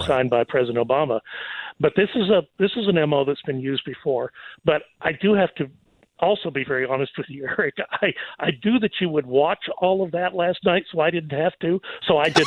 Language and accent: English; Texas, United States; I'm going to revert to being Texan